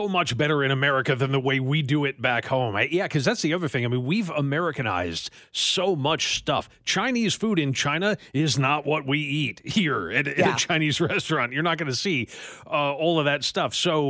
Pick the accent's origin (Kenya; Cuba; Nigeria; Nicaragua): Nigeria; But the way this is worded, as a Nigerian, one would expect my favorite food to be, I don't know, rice or swallow or whatever.